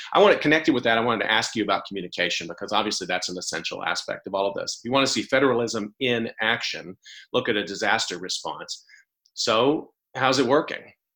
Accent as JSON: {"language": "English", "region": "Texas", "country": "United States", "tie": "born or raised there", "said": "I grew up in Texas"}